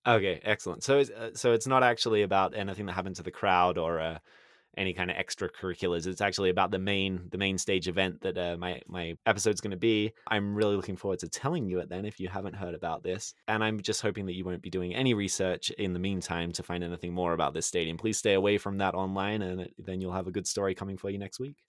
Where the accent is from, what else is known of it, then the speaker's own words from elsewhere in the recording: Sydney, New South Wales, Australia; moved away as an adult; I grew up in Sydney